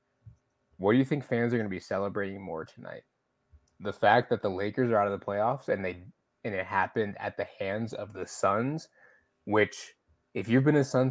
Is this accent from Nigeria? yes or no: no; Michigan, United States; I'm from Michigan.